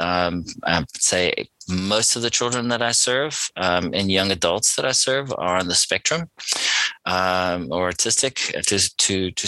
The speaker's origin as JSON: {"language": "English", "country": "South Africa", "tie": "born or raised there", "said": "I'm South African born. I grew up in a small mining town."}